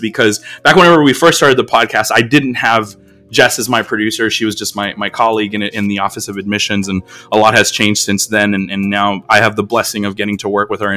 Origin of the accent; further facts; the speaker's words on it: United States; us as Americans, like, we have accents